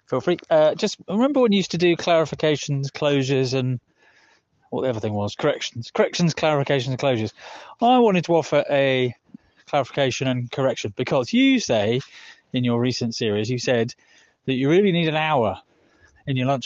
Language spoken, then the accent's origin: English; United Kingdom; moved away; I'm back in the UK in my hometown